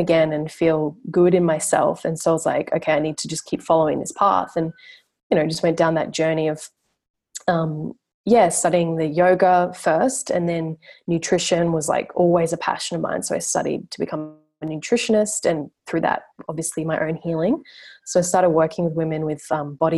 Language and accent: English; Brisbane, Queensland, Australia; so I'm from Brisbane, like yourself, like where you are now, Queensland. And yeah, I grew up there